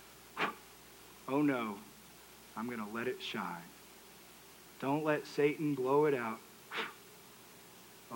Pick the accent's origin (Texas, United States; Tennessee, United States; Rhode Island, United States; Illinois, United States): Texas, United States; I'm from Texas, that's what you drink. We also call that Coke.